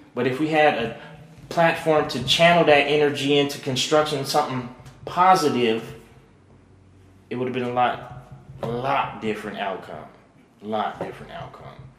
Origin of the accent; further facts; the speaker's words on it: Reno, Nevada, United States; I'm born and raised in Reno